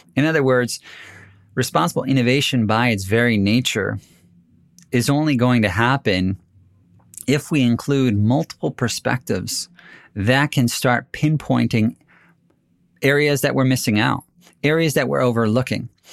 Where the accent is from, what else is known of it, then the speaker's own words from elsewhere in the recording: United States; as an American